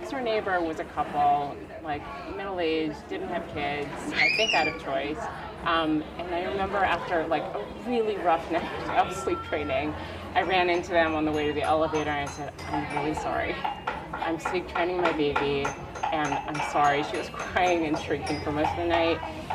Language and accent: English; Vancouver, British Columbia, Canada; moved away as an adult; also born or lived in Korea / Manhattan; now in United States; I grew up in Vancouver